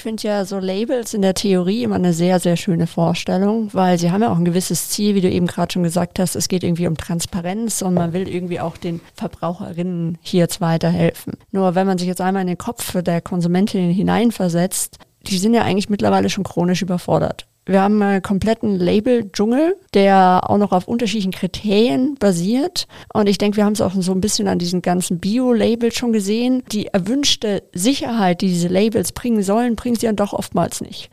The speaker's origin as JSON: {"language": "German", "town": "Munich", "region": "Bavaria", "country": "Germany", "tie": "born or raised there", "said": "München meine Heimatstadt ist"}